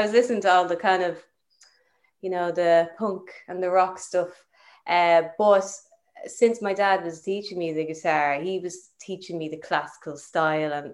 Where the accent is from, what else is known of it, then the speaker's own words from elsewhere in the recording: Balbriggan, Leinster, Ireland; also born or lived in Camden, London, United Kingdom; I was actually born in Camden in London. And yeah, and then grew up in Balbriggan